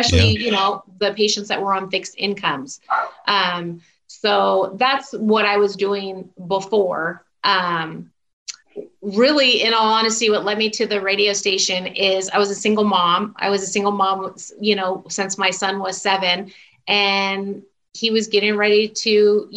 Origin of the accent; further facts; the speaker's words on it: Southern California, United States; also born or lived in Houston, Texas; I still consider myself SoCal because we moved back out here when I was still really young before I even started kindergarten.